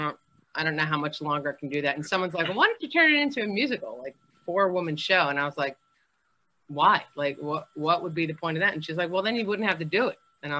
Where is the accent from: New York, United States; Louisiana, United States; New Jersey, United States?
New York, United States; I came from New York, which was like different in the music business.